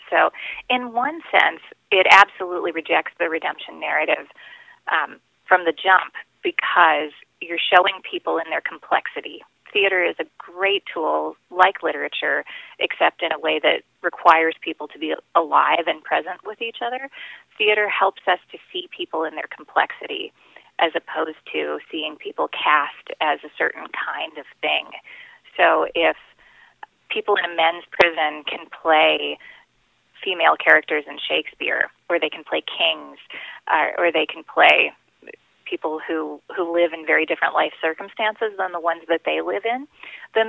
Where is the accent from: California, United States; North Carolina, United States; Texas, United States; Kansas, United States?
Texas, United States; El Paso; moved away as an adult; also born or lived in Michigan; now in Ann Arbor, United States; My Spanish is pretty decent because I grew up in El Paso